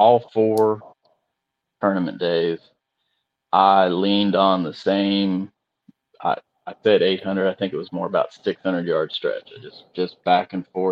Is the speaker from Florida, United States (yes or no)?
yes; Lake Okeechobee, Florida, United States; I grew up on Okeechobee, on the south end at Slim's Fish Camp